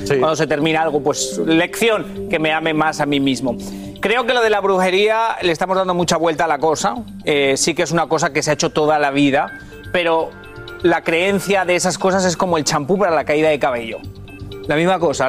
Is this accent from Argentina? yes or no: no; Spain; born or raised there